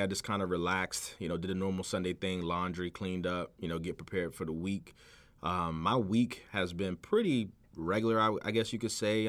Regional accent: Virginia Beach, Virginia, United States; also born or lived in Chesapeake, Virginia; I grew up in Virginia Beach, but I've been living in Chesapeake for the last, like, twelve years.

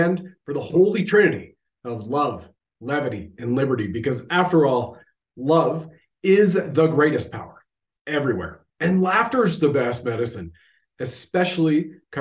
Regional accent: Canada

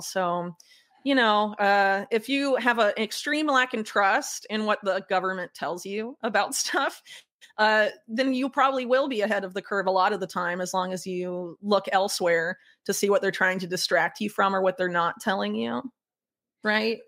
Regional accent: Sarasota, Florida, United States; moved away as an adult; also born or lived in North Carolina; now in South America; I grew up in Florida, Sarasota

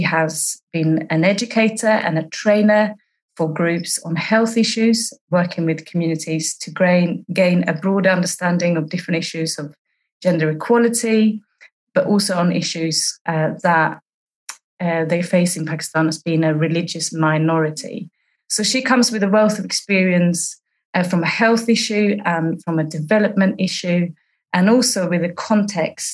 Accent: Sweden; also born or lived in East London; now in London, United Kingdom; I'm a Corps officer in East London, serving for the UK territory, but I'm originally from Sweden

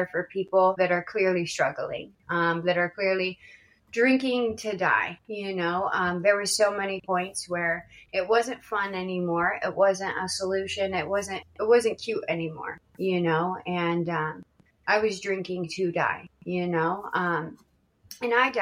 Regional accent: Washington, United States; I grew up in Washington State, not to be confused with Washington, D.C.

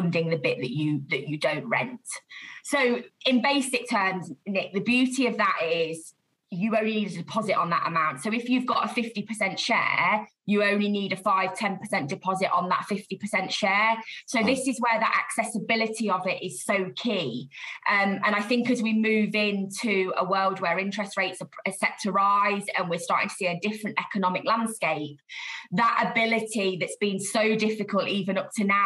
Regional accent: Leicester, East Midlands, United Kingdom; I'm hail from the Midlands, so I was born and bred in Leicester

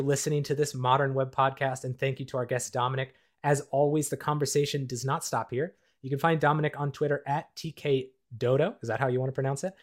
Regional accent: Minnesota, United States; the ski hills I grew up with in the Midwest of the United States and Minnesota

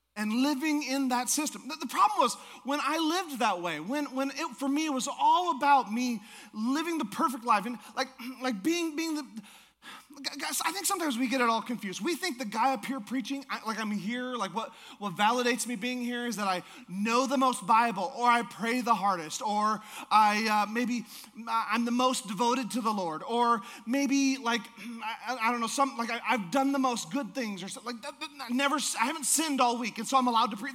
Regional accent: Alaska, United States; I'm from Alaska

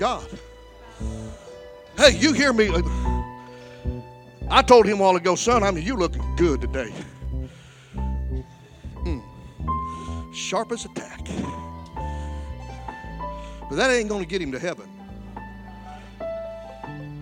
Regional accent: Alexandria, Louisiana, United States; my hometown of Alexandria, Louisiana

